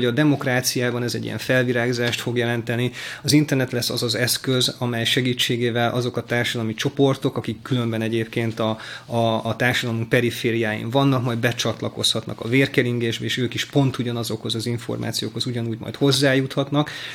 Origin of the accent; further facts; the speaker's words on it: Hungary; én vidéken nőttem fel